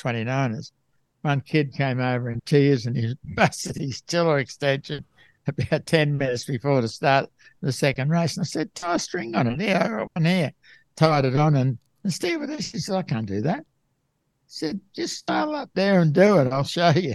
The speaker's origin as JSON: {"language": "English", "town": "Melbourne", "region": "Victoria", "country": "Australia", "tie": "born or raised there", "said": "I was brought up in Melbourne"}